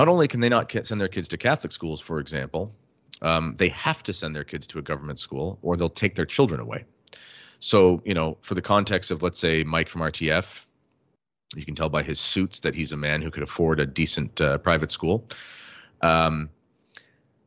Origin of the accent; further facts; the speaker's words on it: Canada; as a Canadian